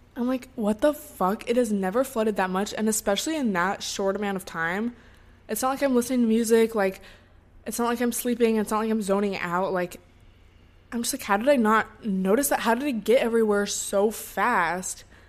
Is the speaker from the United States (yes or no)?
yes; Seattle, Washington, United States; moved away as an adult; now in Los Angeles, United States; my hometown and, like, to Seattle